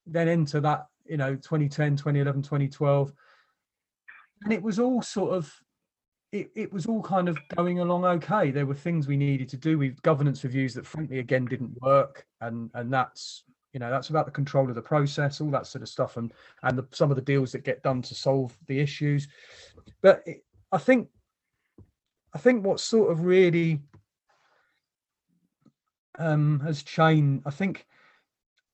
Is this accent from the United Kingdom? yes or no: yes; London, United Kingdom; moved away; I was born in Wimbledon, neither of us live where we're from anymore